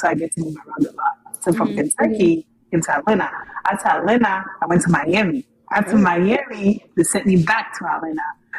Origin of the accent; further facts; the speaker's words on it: Nigeria; also born or lived in United States; And I'm from Nigeria, born in America and raised in Africa.